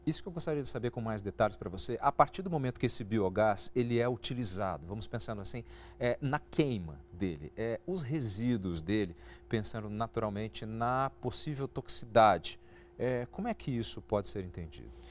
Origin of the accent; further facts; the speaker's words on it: interior of São Paulo, Brazil; eu venho de uma região do interior de São Paulo, em que a, a, as usinas de cana-de-açúcar são muito comuns.